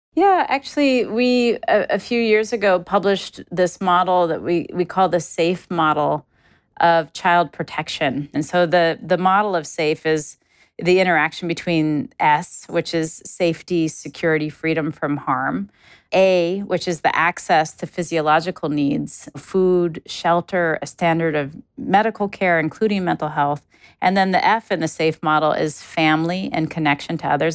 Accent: Alaska, United States; moved away; I'm originally from Alaska, I grew up in a, a low resource part of the United States, in a small village where we didn't have paved roads or plumbing.

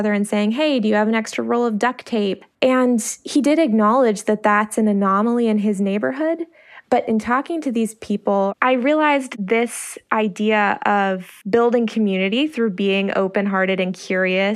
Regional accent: Silver Spring, Maryland, United States; Our neighborhood culture, where I grew up in Silver Spring, was very community-oriented

